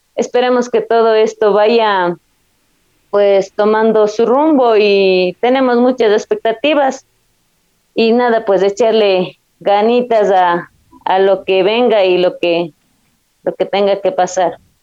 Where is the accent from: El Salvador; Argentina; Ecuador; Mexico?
Ecuador; Zumbagua, Cotopaxi; mi, de mi pueblo Zumbagua